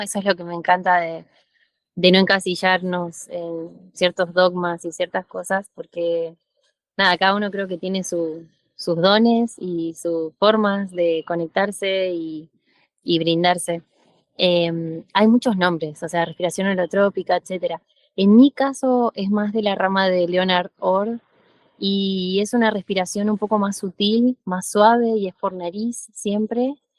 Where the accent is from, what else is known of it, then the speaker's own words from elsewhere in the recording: Argentina; moved away as an adult; now in Mexico; yo soy argentina, estoy viviendo ahora en México hace cinco años